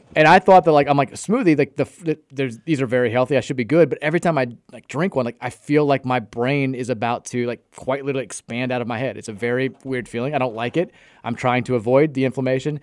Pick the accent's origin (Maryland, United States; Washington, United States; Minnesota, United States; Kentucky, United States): Kentucky, United States; Brownsboro Farm; I grew up in Brownsboro Farm